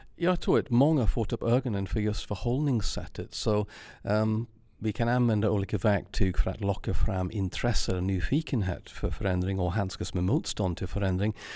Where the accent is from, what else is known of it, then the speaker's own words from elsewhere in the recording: England, United Kingdom; Swedish is a second language; now in Sweden; Jag är engelsman